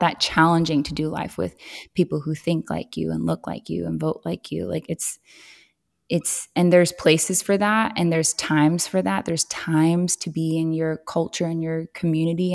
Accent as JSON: {"language": "English", "region": "Southern California", "country": "United States", "tie": "born or raised there", "moved": "as an adult", "lives_now": "Tennessee, United States", "said": "growing up in Southern California, it, it was incredibly diverse"}